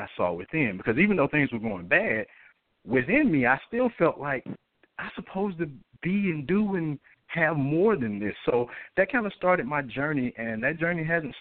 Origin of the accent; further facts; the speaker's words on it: Atlanta, Georgia, United States; I'm originally from Atlanta, Georgia